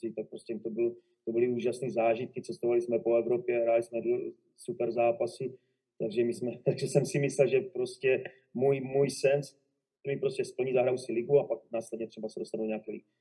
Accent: Moravia, Olomouc Region, Czechia; moved away as an adult; also born or lived in Zábřeh / Spain; now in Vancouver, Canada; pocházím z Moravy, kousek od Závodu na Moravě, kde jsem začal eh, v malé vesnici jménem Bibicku eh, s fotbalem v 9 jsem přestoupil do Zábřehu na Moravě, ve 14 mě asi dva Olomouc, kde jsem vydržel do 21

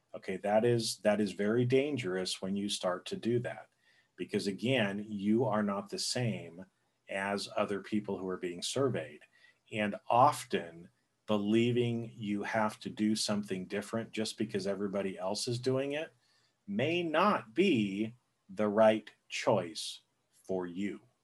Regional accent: Boise, Idaho, United States; I grew up, I was born in Boise, Idaho which is, you know, it's a smaller area.

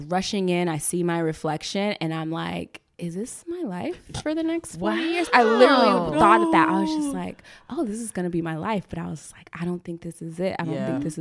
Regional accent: Charlotte, North Carolina, United States; moved away as an adult; now in Los Angeles, United States; growing up in North Carolina, you don't know a lot of screenwriters

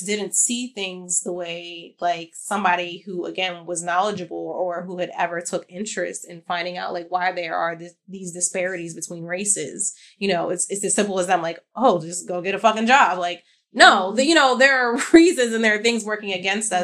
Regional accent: United States; I'm obviously an American

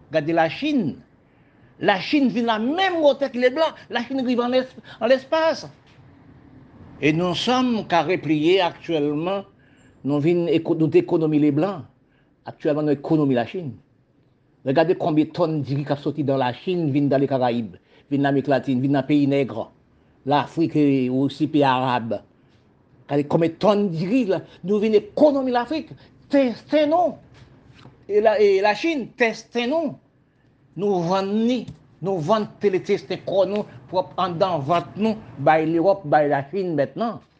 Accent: Haiti; now in Guadeloupe; quand j'étais en Haïti, je suis venu au département français de la Guadeloupe. Quand j'ai arrivé, je vois que la Guadeloupe, c'était un pays, même gens qu'on campagne d'Haïti.

